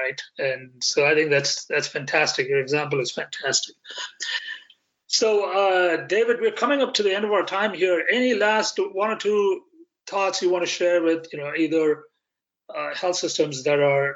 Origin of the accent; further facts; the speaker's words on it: India; moved away; I grew up in India